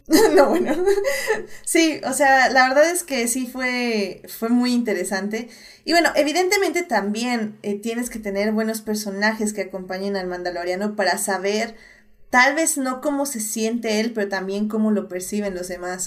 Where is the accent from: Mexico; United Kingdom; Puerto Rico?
Mexico